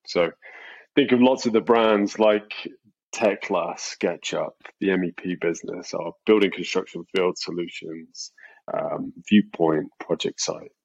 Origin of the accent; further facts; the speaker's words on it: England, United Kingdom; moved away as an adult; now in United States; I'm English, and I've been in the US about 5 years.